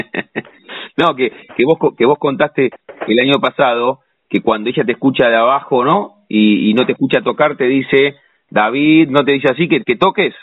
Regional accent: La Plata, Buenos Aires Province, Argentina; nosotros los platenses.

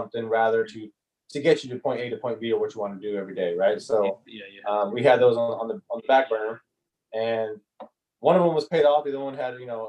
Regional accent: Sacramento, California, United States; also born or lived in San Jose; we need a lot less here in Sacramento, and growing up in Sacramento and renting in Sacramento

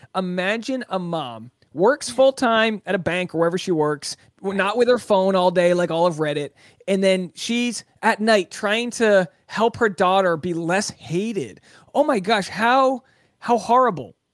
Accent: Newport, Rhode Island, United States; I'm from Newport, Rhode Island. My town was founded in the sixteen hundreds

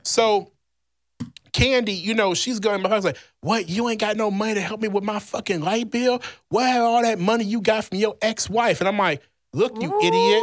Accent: Louisiana, United States; moved away; my home state, Louisiana

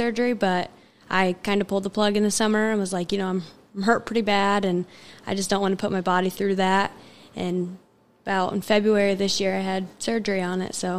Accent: Gas City, Indiana, United States; also born or lived in Kalamazoo, Michigan; I grew up here in Gas City.

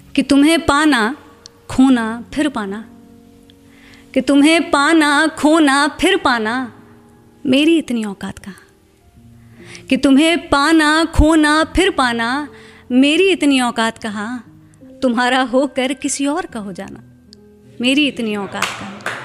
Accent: Lucknow, Uttar Pradesh, India; moved away as an adult; मैं लखनऊ से हूँ

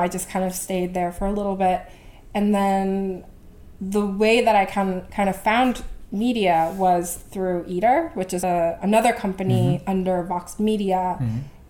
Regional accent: Vancouver, British Columbia, Canada; moved away as an adult; also born or lived in Korea; now in New York, United States; I grew up in Korea, and then I moved to Vancouver, where I grew up most of my life

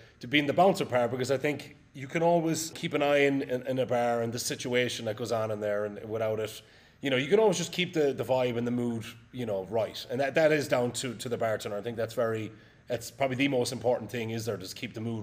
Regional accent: Ireland; moved away as an adult; also born or lived in Barcelona; now in New York, United States; my hometown in Ireland

